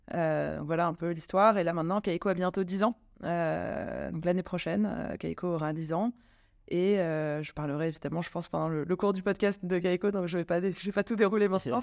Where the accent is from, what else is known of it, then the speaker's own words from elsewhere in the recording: France; also born or lived in London; Je suis française